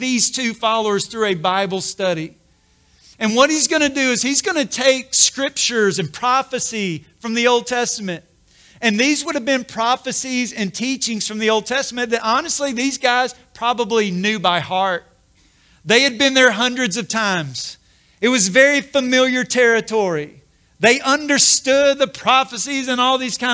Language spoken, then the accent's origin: English; Corinth, Mississippi, United States; I grew up in Corinth, Mississippi, so not far, and just had been to Memphis many, many times